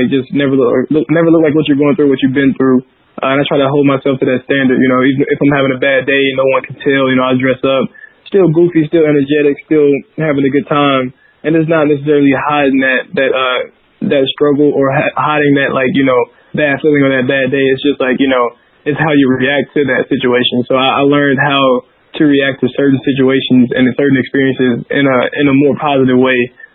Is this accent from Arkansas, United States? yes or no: yes; Helena, Arkansas, United States; I grew up in Southeast Arkansas, a little poor, underrepresented town. Called Helena, Arkansas.